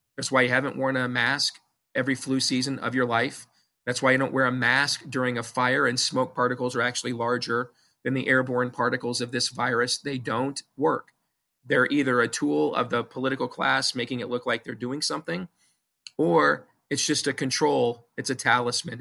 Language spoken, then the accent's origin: English; Iowa, United States; my home state of Iowa